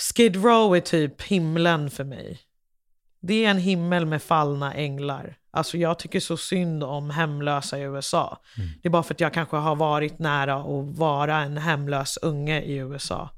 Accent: Liberia; now in Sweden; jag kommer från Liberia

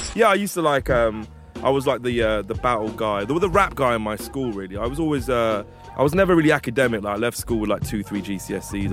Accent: Hounslow, London, United Kingdom; I'm from Hounslow

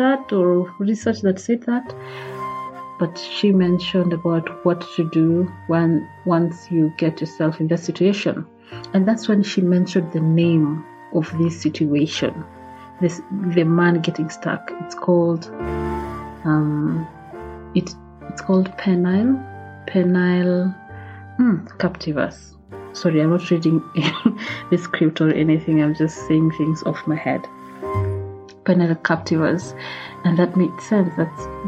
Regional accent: Kisii, Kisii County, Kenya; I come from Kisi, my dad comes from Kisi

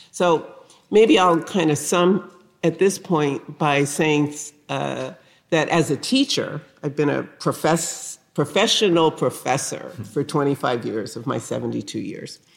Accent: New Haven, Connecticut, United States; I grew up in the North. I grew up in New Haven, Connecticut, a uh, working class uh, neighborhood in a town, you know, dominated by two things: Yale University and also the Winchester Repeating

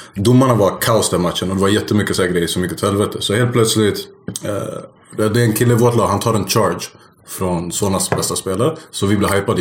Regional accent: Stockholm, Stockholm County, Sweden; uppvuxen i Rågsved

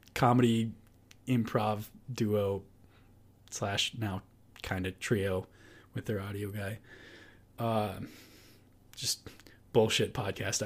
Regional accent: United States; we are American

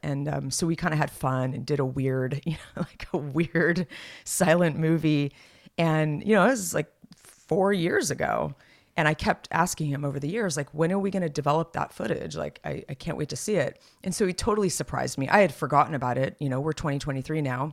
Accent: Los Gatos, California, United States; Los Gatos, uh, my hometown

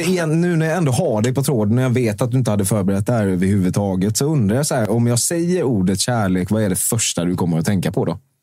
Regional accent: Småland, Sweden; jag är också från Småland

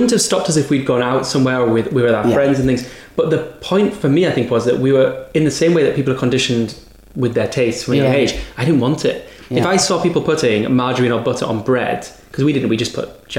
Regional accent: Whitby, Yorkshire and the Humber, United Kingdom; Yeah, North East Yorkshire.

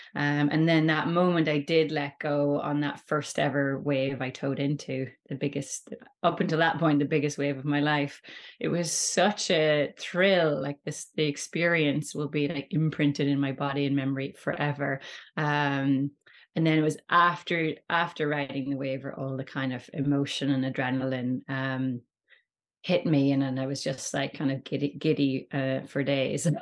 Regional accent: Rossnowlagh, Ulster, Ireland; we grew up in Rusnawdda, myself and my sister, uh, so it's a really great beach in Donegal

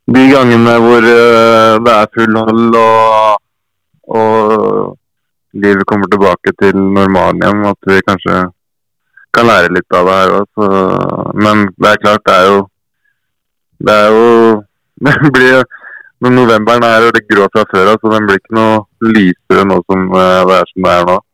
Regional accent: Fredrikstad, Østfold, Norway; moved away; also born or lived in Hedmark; Fredrikstad er jo hjembyen min

